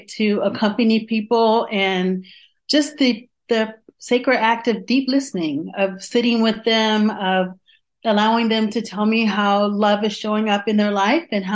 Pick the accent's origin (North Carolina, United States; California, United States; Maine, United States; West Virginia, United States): North Carolina, United States; Johnston County; moved away; also born or lived in Washington, D.C. / Atlanta, Georgia; I was born in Washington, D.C. and raised in a very small southern town in Johnston County, North Carolina